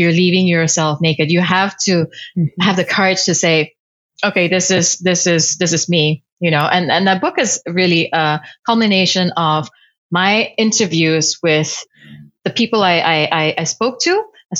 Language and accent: English; Kuala Lumpur, Federal Territory of Kuala Lumpur, Malaysia; Kuala Lumpur, Malaysia.